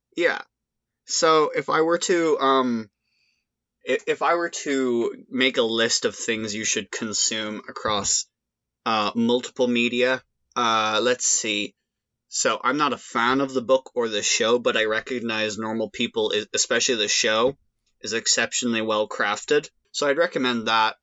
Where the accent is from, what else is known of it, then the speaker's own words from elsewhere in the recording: Ireland; accent: Irish; I've certainly played up that aspect of my Irish accent